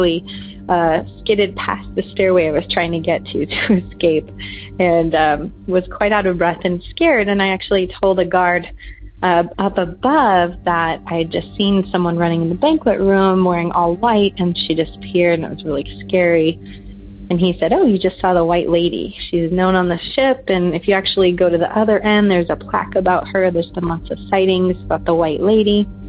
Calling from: Southern California, United States; I'm calling from Southern California.

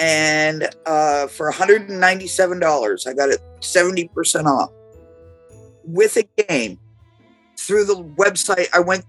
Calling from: Woonsocket, Rhode Island, United States; I'm coming from Woonsocket, Rhode Island.

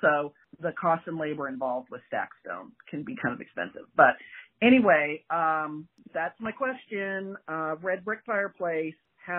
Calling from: Los Angeles, California, United States; I'm calling from Los Angeles.

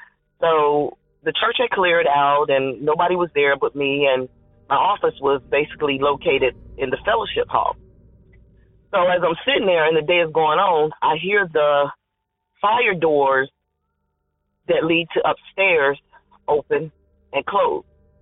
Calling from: North Carolina, United States; I'm calling from North Carolina.

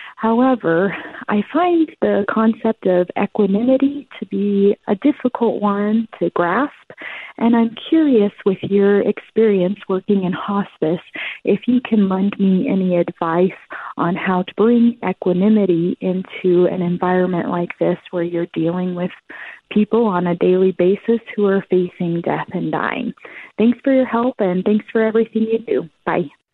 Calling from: Colorado, United States; I'm calling from Colorado.

